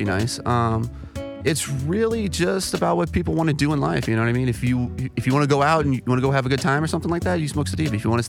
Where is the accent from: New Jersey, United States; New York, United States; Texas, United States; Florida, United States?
Florida, United States; South; moved away; So, originally, I'm from South Florida.